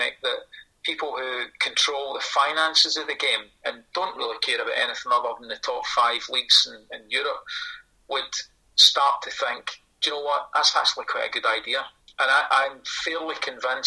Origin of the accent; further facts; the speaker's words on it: Kilmarnock, Scotland, United Kingdom; also born or lived in Glasgow; When my mum died when I was really young and my dad remarried, we moved from Glasgow to Kilmarnock